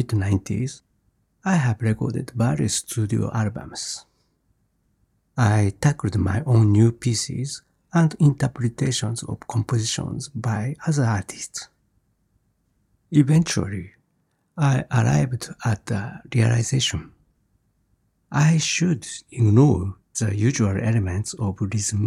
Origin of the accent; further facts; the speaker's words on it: Japan; I grew up near Mount Fuji in the 50s.